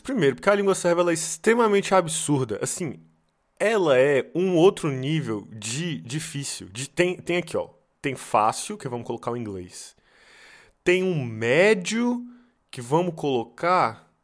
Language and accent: Portuguese; Brazil; now in Serbia; por ser brasileiro